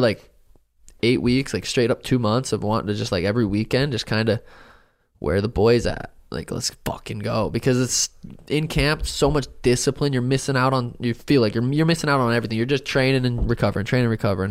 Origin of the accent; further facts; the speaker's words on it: Helena, Montana, United States; I grew up in Helena, Montana